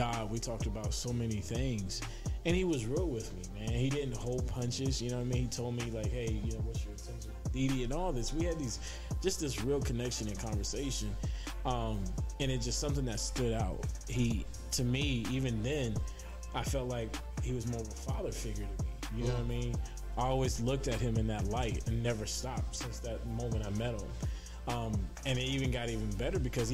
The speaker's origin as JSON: {"language": "English", "region": "Ohio", "country": "United States", "moved": "yes", "said": "I'm originally from the Buckeye State of Ohio"}